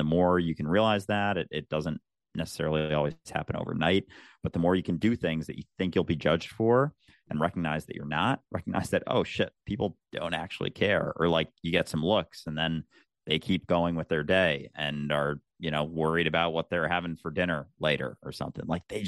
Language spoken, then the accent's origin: English; Minnesota, United States; And yeah, I grew up in the Midwest, in the States, in outside Minneapolis. I had a pretty standard suburban childhood